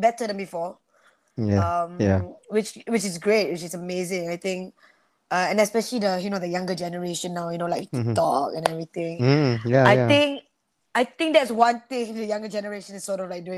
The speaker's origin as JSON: {"language": "English", "region": "Sarawak", "country": "Malaysia", "said": "I'm from Sarawak"}